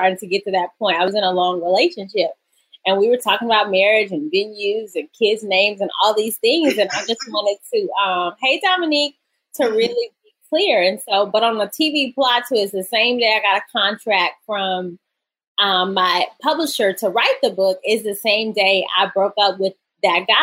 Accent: Atlanta, Georgia, United States; moved away as an adult; now in New York City, United States; I'm from, born and raised in Atlanta

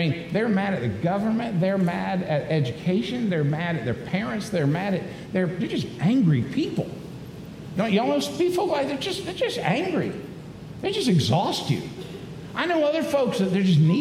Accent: Daytona Beach, Florida, United States; I grew up in Daytona Beach, Florida

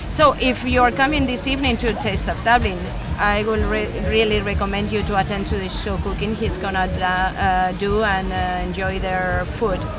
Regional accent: Madrid, Community of Madrid, Spain; I'm from Madrid

